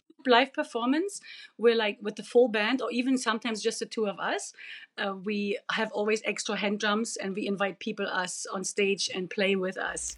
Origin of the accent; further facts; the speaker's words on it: Germany; English is a second language; moved away as an adult; now in Yukon, Canada; I'm original from East Germany